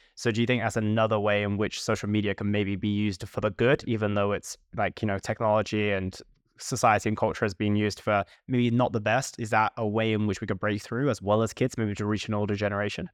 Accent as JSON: {"language": "English", "country": "United Kingdom", "said": "we're both British"}